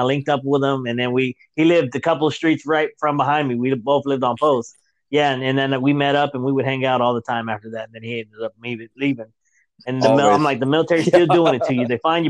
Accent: 2 hours north of Lubbock, Northern Texas, United States; I'm from Texas, Northern Texas.

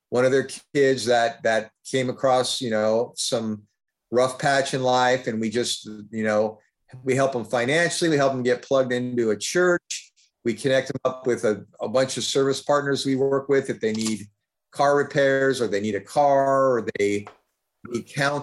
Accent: Fremont, California, United States; little community where I grew up in Fremont

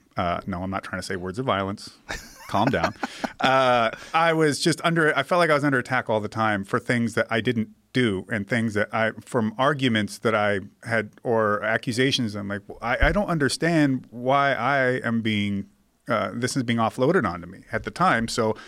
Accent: Seattle, Washington, United States; Hitting so close to home, Joe. I'm from Ballard, yeah.

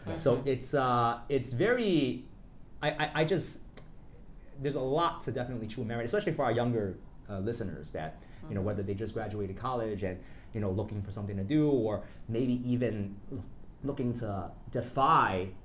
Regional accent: New York City, New York, United States; I grew up in Flushing, Queens

